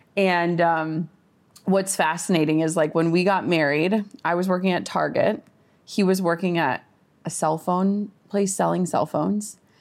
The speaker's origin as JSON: {"language": "English", "region": "Minnesota", "country": "United States", "said": "I'm from Minnesota, like, small town."}